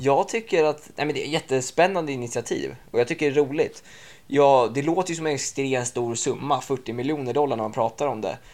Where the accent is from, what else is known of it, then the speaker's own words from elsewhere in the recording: Åkersberga, Stockholm County, Sweden; moved away as an adult; now in United States; Jag är 23 år från Åkersberga